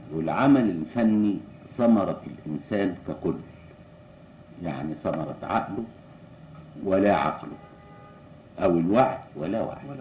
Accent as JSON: {"language": "Arabic", "country": "Egypt", "said": "عندنا في مصر"}